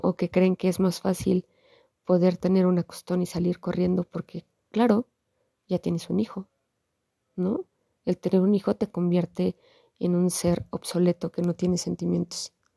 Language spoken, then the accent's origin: Spanish; Mexico; nosotros como mexicanos